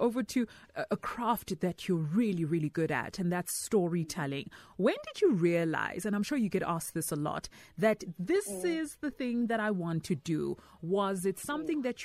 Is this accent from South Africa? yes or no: yes; Soweto, Gauteng, South Africa; I was born in, Baragwanath Hospital. That's where I was born. And then I was raised at Deep Kloof Zone 5. So, yeah, at least we're Soweto girls